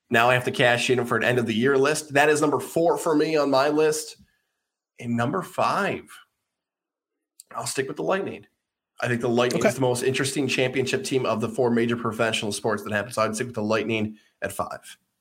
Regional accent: Syracuse, New York, United States; moved away; growing up in Syracuse

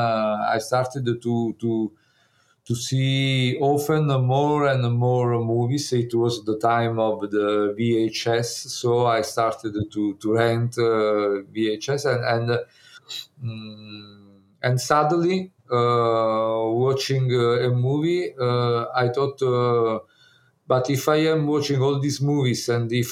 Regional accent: Naples, Campania, Italy; English is a second language; I was born in Naples. I grew up in Naples

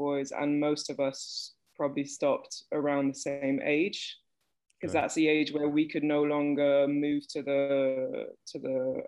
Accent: Belgium; I was born in Belgium, and I've basically lived in Belgium most of my life.

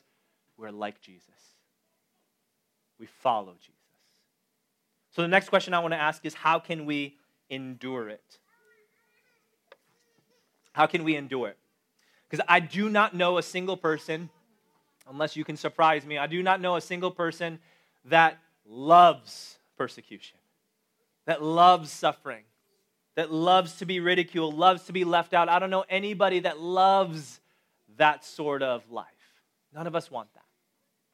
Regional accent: Chicago, Illinois, United States; now in Boston, United States; I was born and raised in Chicago

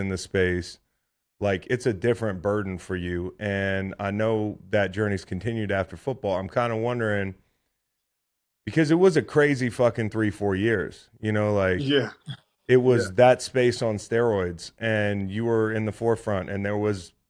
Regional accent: Charlottesville, Virginia, United States; born or raised there

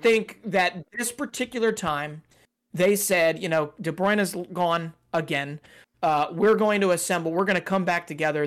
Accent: United States; as an American

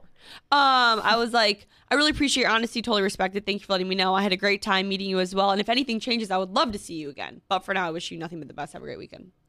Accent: Minnesota, United States; moved away as an adult; now in New York City, United States; in Minneapolis when I lived there

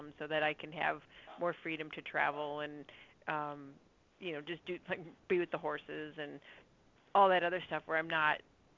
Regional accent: Minnesota, United States; I'm from Minnesota

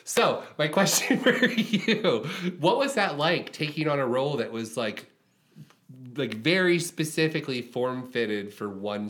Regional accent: Jacksonville, Florida, United States; I'm from Jacksonville, Florida

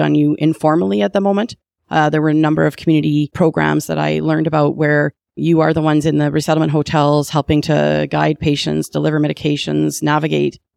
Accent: Calgary, Alberta, Canada; I was born in Calgary

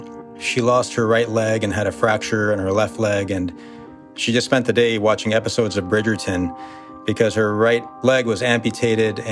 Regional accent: United States; Being an American, being born and raised with the luxuries of being a United States citizen

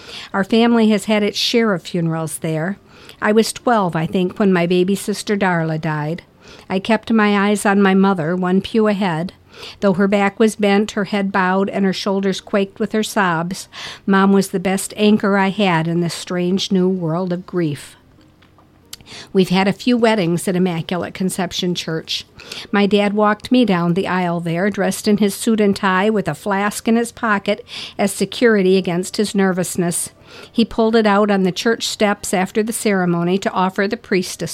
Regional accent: Lapeer, Michigan, United States; moved away; my hometown for the first of these weddings, Lapeer, Michigan

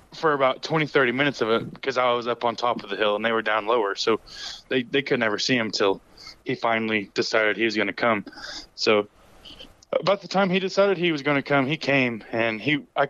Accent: Oklahoma Panhandle, United States; I'm originally from the Oklahoma Panhandle, but now we've moved a couple hours outside of it, but still living in Oklahoma, northwestern Oklahoma.

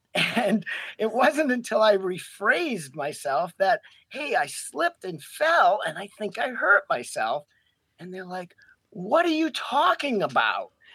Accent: Coventry, Rhode Island, United States; now in Racine, United States; I grew up in Coventry, Rhode Island, and I moved to the Midwest in the early 1980s

